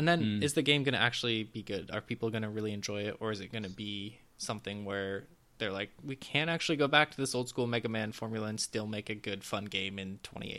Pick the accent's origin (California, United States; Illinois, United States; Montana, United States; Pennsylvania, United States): Montana, United States; My home state is finally in a video game. I don't understand why. I just want to get this game so I can play it with my dad, who's like... He wasn't actually born in Montana, but he's lived there for long enough